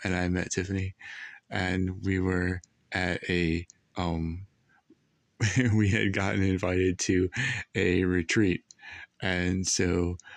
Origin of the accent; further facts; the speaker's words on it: Allentown, Pennsylvania, United States; And I grew up in Allentown. And on the east side of Allentown